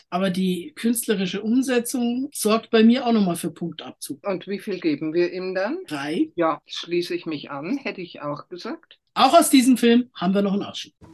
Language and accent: German; Germany